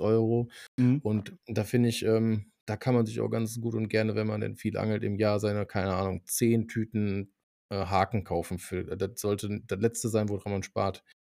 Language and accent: German; North Rhine-Westphalia, Germany; bei uns in Nordrhein-Westfalen